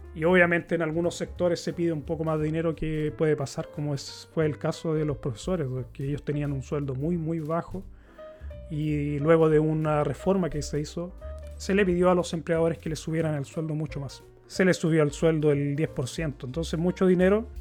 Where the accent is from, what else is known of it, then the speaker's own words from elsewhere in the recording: Chile; moved away as an adult; now in Sweden; yo nací en Chile, me crié en Chile